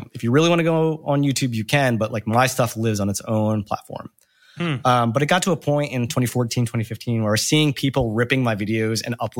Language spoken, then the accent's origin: English; New Jersey, United States; Back when I was growing up in Jersey in the early 2000s, I was just filming and collecting these mini DV tapes and had nowhere to post the footage.